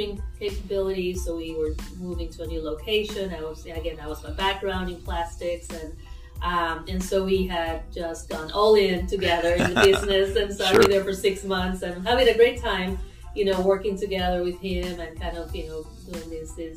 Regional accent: Caracas, Capital District, Venezuela; moved away as an adult; now in Evansville, United States; I am originally from Caracas, Venezuela, and I came here with my husband, who's also from Venezuela.

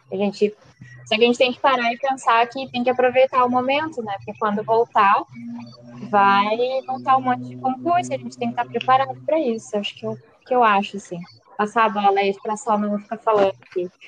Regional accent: São Paulo, Brazil; now in Porto Alegre, Brazil; eu estou falando de Porto Alegre, mas eu sou do interior de São Paulo, então se sair um porta, porteira, portão, misturado com barra, não liga, tá?

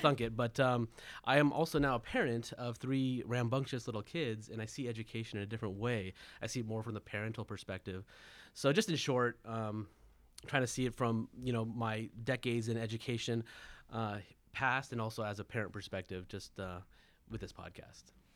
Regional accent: Southern California, United States; I was born and raised in Southern California

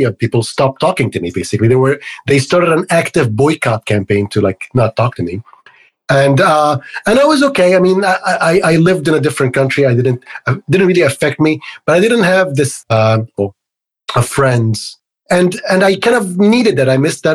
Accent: Egypt; moved away as an adult; now in United States; I grew up in Egypt. So I moved to the United States when I was about 23, 24

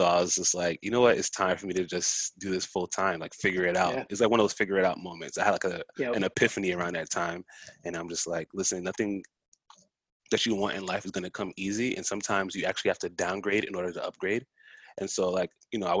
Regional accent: New York City, New York, United States; also born or lived in Harlem, New York City; I'm from Far Rockaway, Queens

